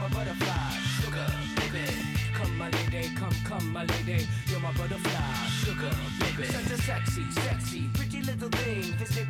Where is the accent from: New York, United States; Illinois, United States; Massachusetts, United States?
New York, United States; also born or lived in Las Vegas; now in California, United States; I grew up in New York, so kind of like, you know, born in the East, rest in the West type of thing. Grew up one half and then came here.